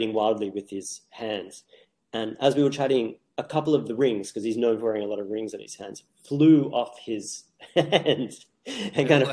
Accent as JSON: {"language": "English", "country": "Australia", "tie": "born or raised there", "moved": "as an adult", "lives_now": "New York, United States", "said": "I grew up in Australia into my late 20s. I moved to New York in my late 20s"}